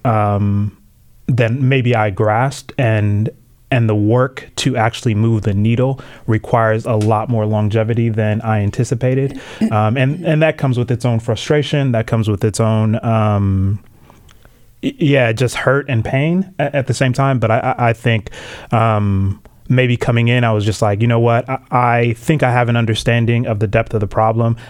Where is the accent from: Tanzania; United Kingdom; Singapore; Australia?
Tanzania; now in United States; I was born in Tanzania. Um, both my parents are, are Tanzanian. Um, came here to the states